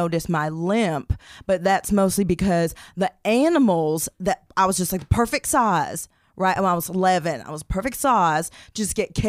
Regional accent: Okoboji, Iowa, United States; Secondly, I'm from Okoboji, Iowa, home of the rib. And I guess it's just kind of like where I learned to love meat, and I worked on farm as a little girl.

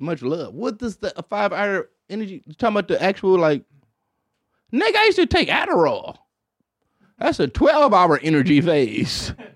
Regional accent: Detroit, Michigan, United States; as a black kid, in, in Detroit, Michigan

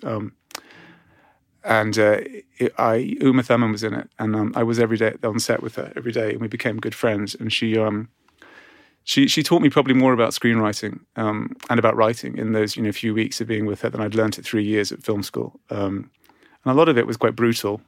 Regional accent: Cyprus; moved away; growing up in Cyprus

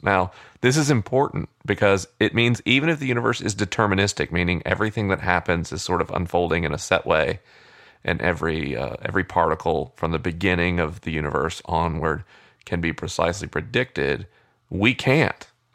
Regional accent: United States; I am an American

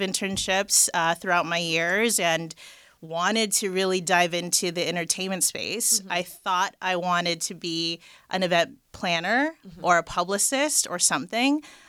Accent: Los Angeles, California, United States; and raised in LA, the Valley. I'm very proud to be from the Valley. I don't know why people hate on it, but I'm from the Valley.

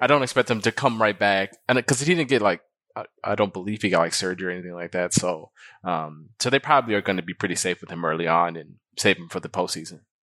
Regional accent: Milwaukee, Wisconsin, United States; I'm from Milwaukee

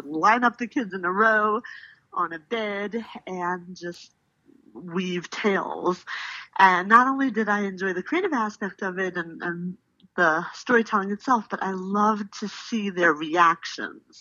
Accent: Philadelphia, Pennsylvania, United States; I grew up in Philadelphia, Northeast Philadelphia, to be exact.

